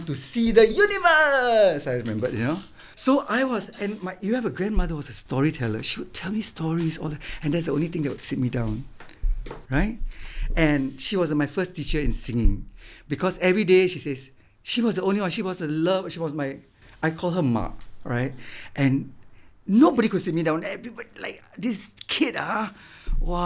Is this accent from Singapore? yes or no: yes; Singapore; I would always be sitting at the beach where I grew up in Marine Parade